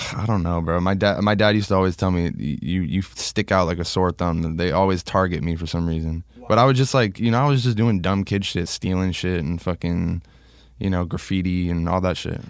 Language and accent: English; Long Island, New York, United States; moved away; I was born in Long Island